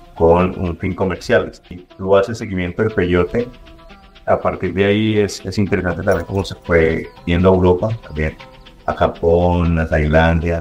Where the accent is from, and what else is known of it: Mexico